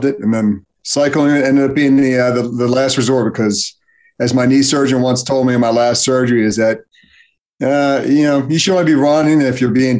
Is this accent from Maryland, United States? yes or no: yes; Baltimore, Maryland, United States; I am just outside of Baltimore, Maryland, where I'm born and raised